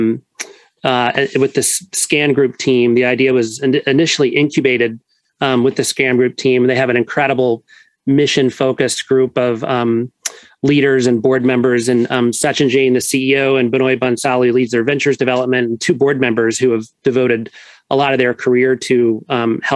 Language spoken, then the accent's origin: English; New Orleans, Louisiana, United States; moved away as an adult; also born or lived in Northeast United States; now in Connecticut, United States; I grew up in New Orleans. That will always be in my blood